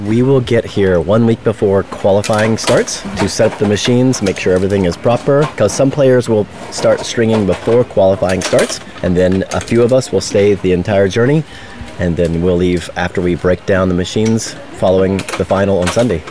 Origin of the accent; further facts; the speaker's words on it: Chattanooga, Tennessee, United States; I'm from Chattanooga, Tennessee, United States